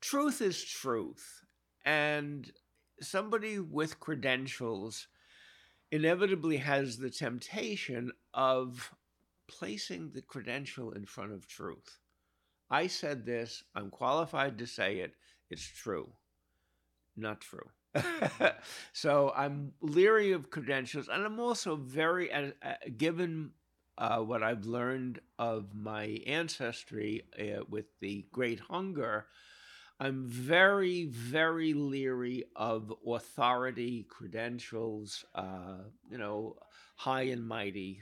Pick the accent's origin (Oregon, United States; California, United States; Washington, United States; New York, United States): New York, United States; New York City; I was born in Brooklyn in nineteen forty-three